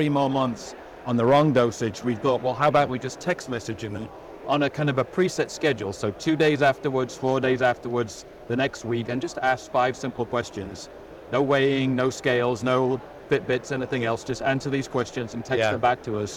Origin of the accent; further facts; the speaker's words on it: England, United Kingdom; moved away as an adult; now in United States; I come from England originally. Yeah. Spent about 20 years there and then the rest of the time in the States.